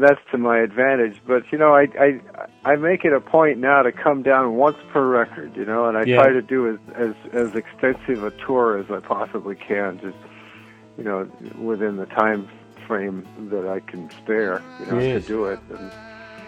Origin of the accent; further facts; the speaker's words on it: New Orleans, Louisiana, United States; moved away; also born or lived in Mexico City / Paris; New Orleans, of course, which is where my hometown is.